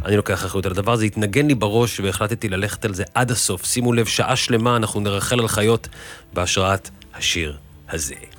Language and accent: Hebrew; Tel Aviv, Tel Aviv District, Israel; במסגרת החיים שלי פה בבוהמה התל אביבית כילד